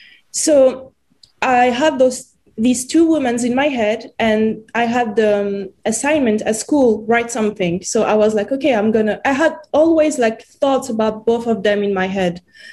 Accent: France; accent: French; English is a second language; I would also play my own role with my French accent.

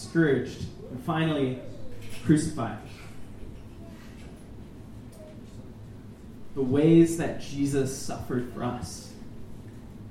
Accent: Minnesota, United States; I'm from Minnesota

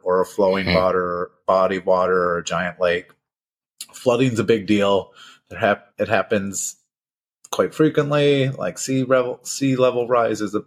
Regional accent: Minnesota, United States; The biggest city near enough, my hometown

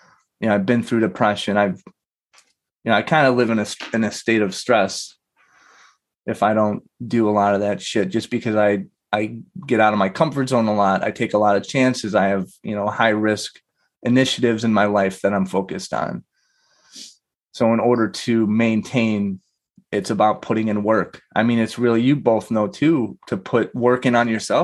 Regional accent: Chicago, Illinois, United States; I've been here my whole life

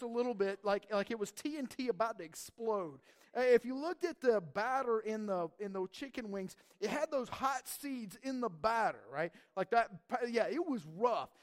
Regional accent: North Georgia Mountains, United States; moved away; I grew up in the South, actually in the North Georgia Mountains

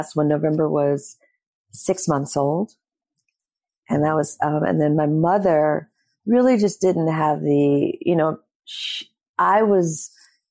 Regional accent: Detroit, Michigan, United States; moved away; also born or lived in Los Angeles; I come from two hustlers from Detroit, Michigan

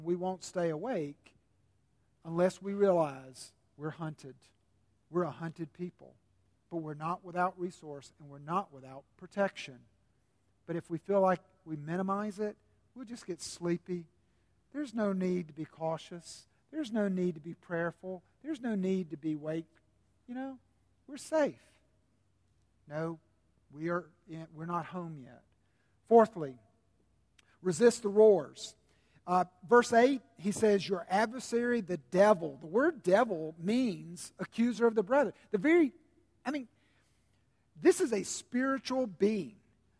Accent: South Carolina, United States; a southerner like me, born and bred in South Carolina

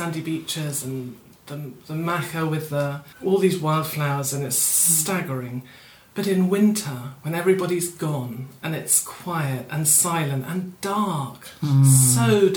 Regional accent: Fife, Scotland, United Kingdom; where I grew up was in Fife in Scotland

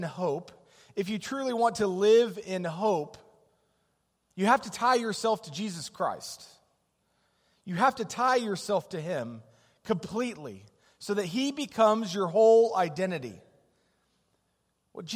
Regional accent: Denver, Colorado, United States; moved away; We grew up in Denver, longtime Bronco fans

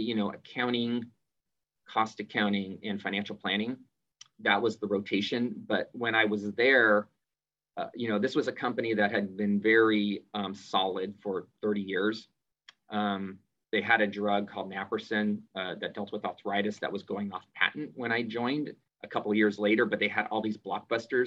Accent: San Jose, California, United States; I grew up in the Bay Area in San Jose

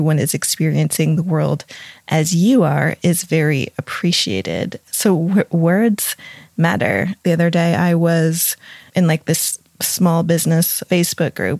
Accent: New England, United States; I grew up in New England and we call grinders grinders

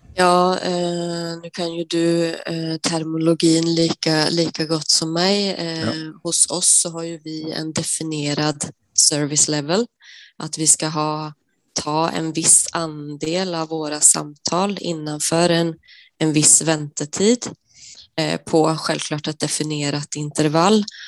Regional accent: Sweden; moved away as an adult; now in Norway; jag är svensk som, som du hör och eh, jag har bott i Norge i 11 år nu

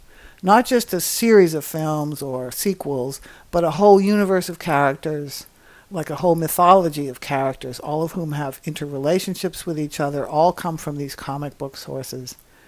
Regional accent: United States; as an American

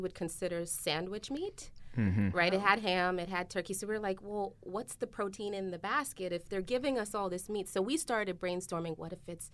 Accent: Toronto, Ontario, Canada; now in Norristown, United States; I am from Toronto and living in Norristown.

